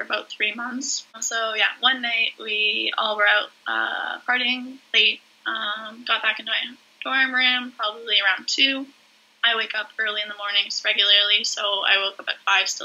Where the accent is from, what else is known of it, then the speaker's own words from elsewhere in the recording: Whitby, Ontario, Canada; also born or lived in Peterborough, Ontario; I'm from Whitby, Ontario